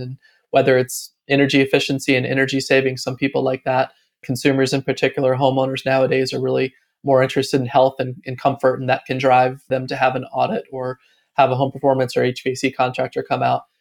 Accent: Atlanta, Georgia, United States; moved away as an adult; also born or lived in Austin, Texas; now in Raleigh, United States; I grew up in Atlanta and went to Austin, Texas to kind of find myself in my late twenties

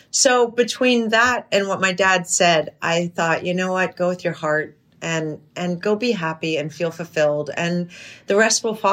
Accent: New York, United States; also born or lived in New Hampshire / Europe; I grew up in in Europe and New York and New Hampshire.

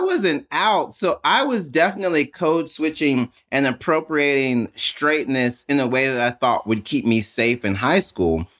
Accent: Jackson, Mississippi, United States; I grew up in Mississippi

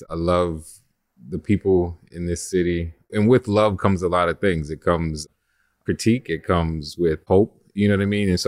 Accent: New Orleans, Louisiana, United States; also born or lived in Oceanside, California; My mom and all her families from New Orleans, so this was always home but I was born in California, Oceanside, California. I lived there up to like six months.

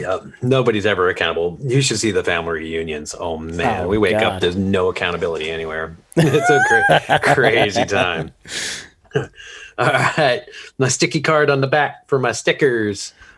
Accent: Eastern Montana, United States; I grew up in Eastern Montana.

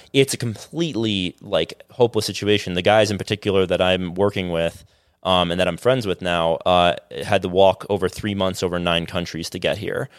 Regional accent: South Florida, United States; I'm from South Florida

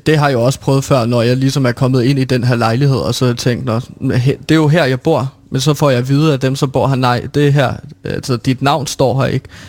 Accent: Herlev, Capital Region of Denmark, Denmark; derhjemme i Herlev, hvor jeg altså kommer fra

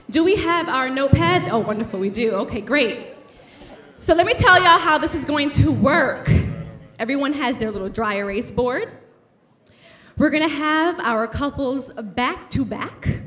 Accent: Brooklyn, New York, United States; the reason we resonate with you guys so much is because we're also from Brooklyn.

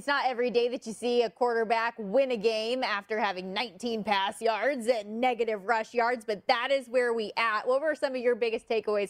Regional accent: Las Vegas, Nevada, United States; I grew up here in Las Vegas

